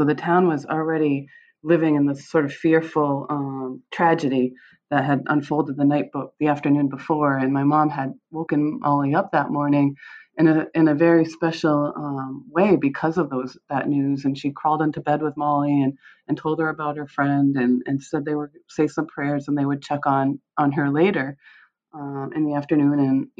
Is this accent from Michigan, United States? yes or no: yes; Michigan, United States; born there; I was born in Michigan. My mom is from Michigan, but my dad had grown up in West Warren.